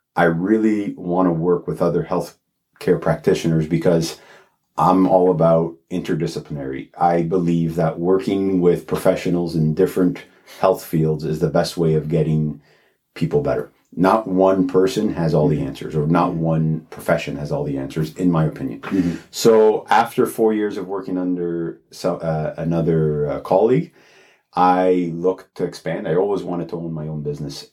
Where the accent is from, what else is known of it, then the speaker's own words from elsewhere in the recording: Toronto, Ontario, Canada; also born or lived in Alliston; I'm born and raised in Toronto. Yeah. So downtown Toronto.